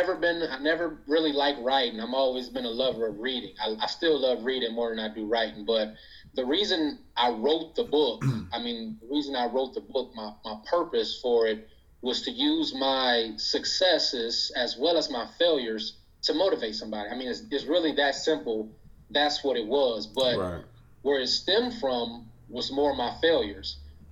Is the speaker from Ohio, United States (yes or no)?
yes; Toledo, Ohio, United States; Yes, I'm born and raised in Toledo